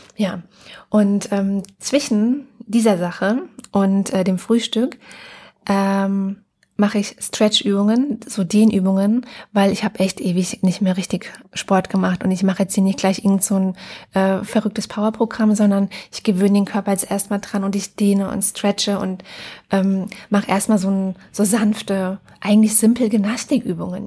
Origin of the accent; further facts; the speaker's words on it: Germany; bei uns in Deutschland